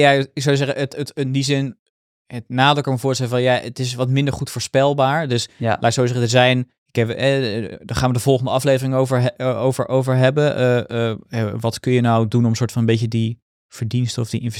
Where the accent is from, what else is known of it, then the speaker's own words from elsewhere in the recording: Netherlands; Ik ben toch gewoon een Nederlander, hè?